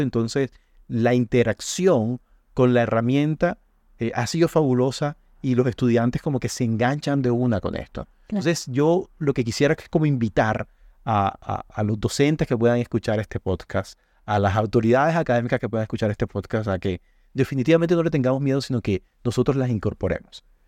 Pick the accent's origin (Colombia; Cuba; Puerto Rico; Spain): Colombia; nuestro valor agregado como colombianos